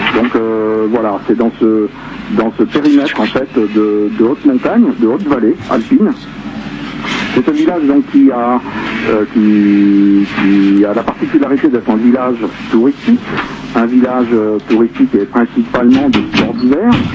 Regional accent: Ho Chi Minh City, Vietnam; also born or lived in Rennes, France; now in Les Contamines-Montjoie, France; je suis né à Saïdon, moi. Hein, d'un père français et d'une mère vietnamienne

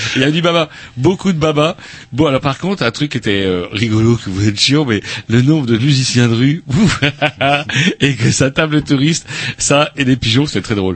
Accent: Rennes, Brittany, France; on vient de Rennes

